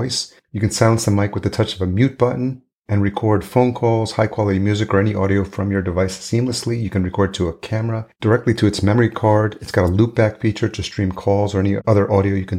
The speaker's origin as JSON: {"language": "English", "region": "New York", "country": "United States", "tie": "born or raised there", "also_born_or_lived": "Los Angeles / Atlanta", "moved": "yes", "lives_now": "Minneapolis, United States", "said": "I grew up in New York"}